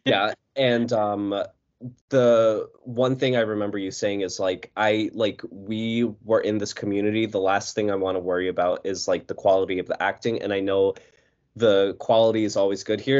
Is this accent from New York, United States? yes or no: yes; New York, United States; I'm from New York